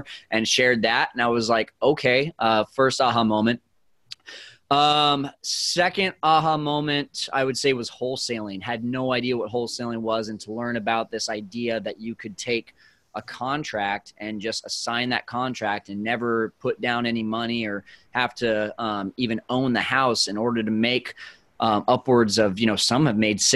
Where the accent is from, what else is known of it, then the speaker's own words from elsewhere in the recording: Fresno, California, United States; moved away as an adult; also born or lived in Arizona; I needed to be back in my hometown of Fresno, California